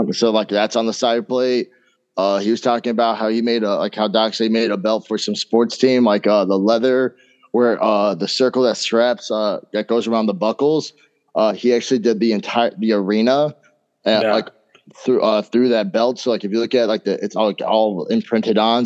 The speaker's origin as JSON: {"language": "English", "region": "Indiana", "country": "United States", "moved": "as an adult", "lives_now": "Wisconsin, United States", "said": "I'm from Indiana, so I moved out to Wisconsin"}